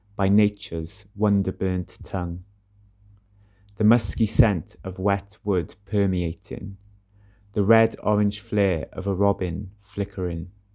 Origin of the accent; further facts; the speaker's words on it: Welsh, Wales, United Kingdom; also born or lived in Cardiff; I'm a Welsh poet living in Cardiff.